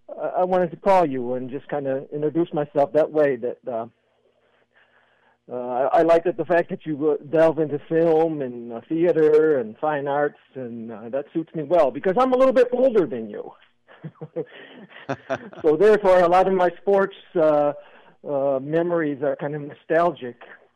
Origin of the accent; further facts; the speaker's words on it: Lansing, Michigan, United States; Well, we grew up together in Lansing